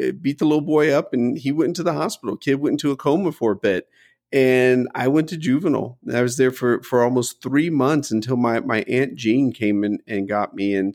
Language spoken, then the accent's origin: English; United States; I was born in the United States.